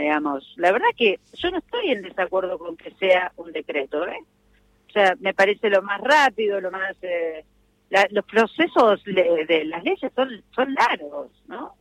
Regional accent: Morón, Buenos Aires Province, Argentina; Nací en Morón, vivo en Morón

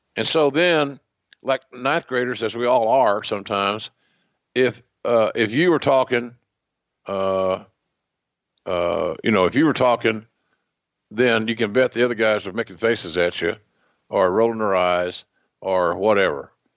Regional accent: Oklahoma, United States; accent: Oklahoma; my Oklahoma accent

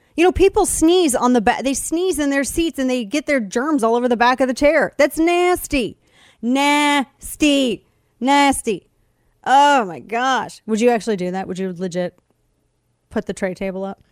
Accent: Show Me State, Missouri, United States; moved away; I'm from the Show Me State originally

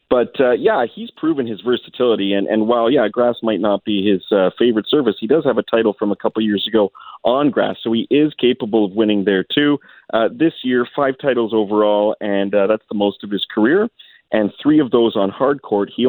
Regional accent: Canada; where we hope as Canadian tennis fans that Berrettini cools off a little bit

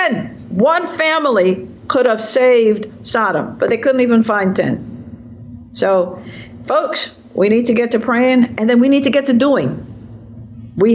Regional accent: Jamaica; now in Virginia, United States; I'm a Jamaican in exile, and I'm now a product of America

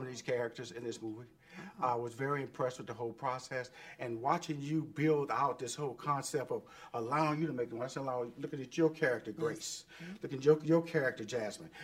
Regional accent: Houston, Texas, United States; moved away; I was in Houston. That's my hometown. Everybody know I'm from Fifth Ward

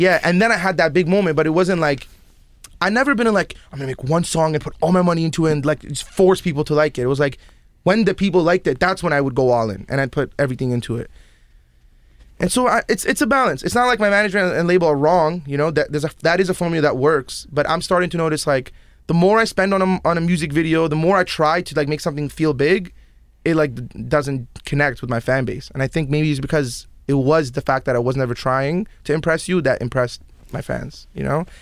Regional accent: Toronto, Ontario, Canada; also born or lived in Yemen / Abu Dhabi / Iraq; Canada's where, like, all my formative years happened

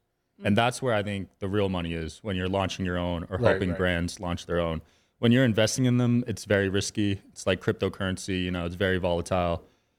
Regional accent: New Jersey, United States; I'm from New Jersey.

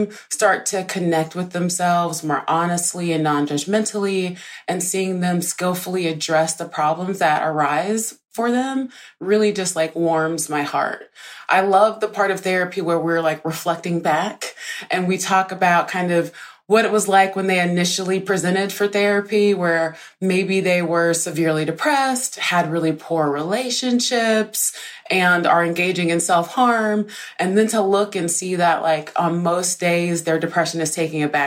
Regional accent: Deep South, United States; I grew up in poverty in the Deep South, in a single parent

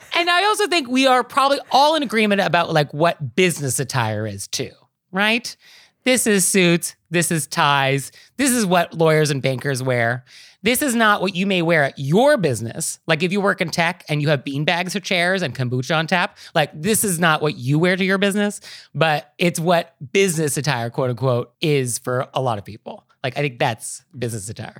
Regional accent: California, United States; as a Californian

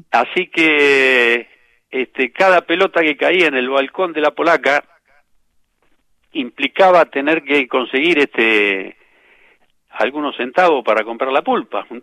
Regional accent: Floresta, Buenos Aires, Argentina; Porque, este, porque mi niñez en Floresta, ahí en, en Juan B. Justo, entre San Nicolás y Emilio marca este, fue vivir eh, jugando al fútbol a la vuelta de casa en San Nicolás.

